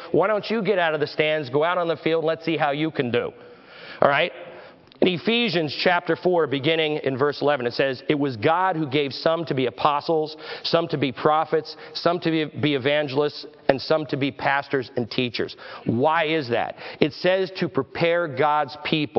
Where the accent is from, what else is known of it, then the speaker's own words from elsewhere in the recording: Verona, New Jersey, United States; moved away; also born or lived in Pennsylvania; I grew up in New Jersey, so I'm a Giants fan